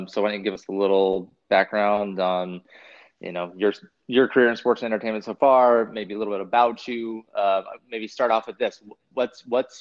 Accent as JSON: {"language": "English", "region": "West Coast", "country": "United States", "tie": "born or raised there", "said": "when I grew up in the West Coast"}